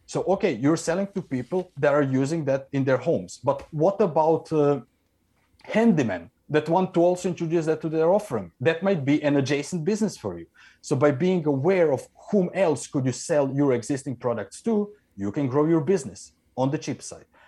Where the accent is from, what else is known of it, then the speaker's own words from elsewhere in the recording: Croatia; now in Norway; I am in Norway, but I come from Croatia